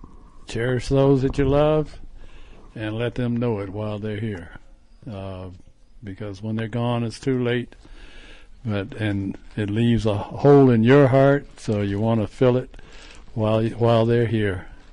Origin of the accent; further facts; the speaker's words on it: Chicago, Illinois, United States; moved away; here once again in Chicago, my hometown, where I was born and raised.